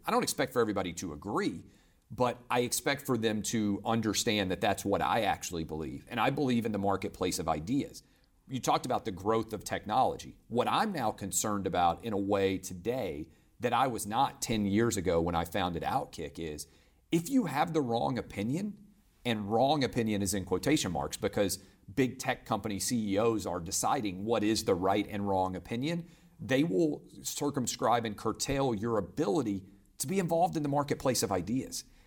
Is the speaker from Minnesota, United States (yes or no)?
no; Nashville, Tennessee, United States; also born or lived in Virgin Islands; as a kid growing up in Nashville